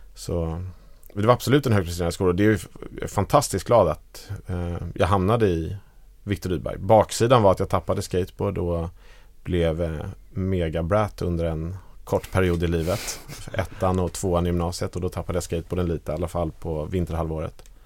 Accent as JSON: {"language": "Swedish", "town": "Danderyd", "region": "Stockholm County", "country": "Sweden", "tie": "born or raised there", "also_born_or_lived": "Djursholm", "said": "jag är uppvuxen i Danderyd."}